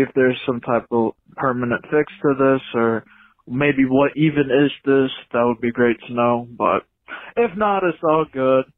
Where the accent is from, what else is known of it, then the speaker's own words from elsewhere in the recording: Michigan, United States; I'm from Michigan